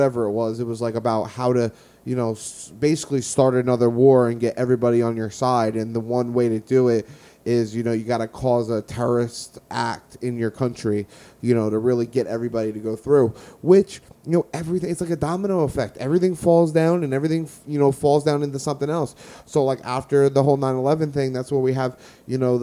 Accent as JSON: {"language": "English", "country": "United States", "said": "I'm American. I love America."}